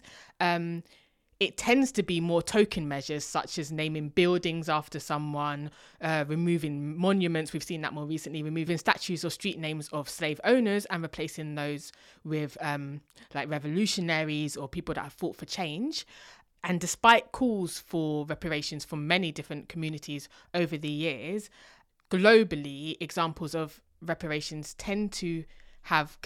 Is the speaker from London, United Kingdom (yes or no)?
yes; London, United Kingdom; if someone says, where are you from? I might say London.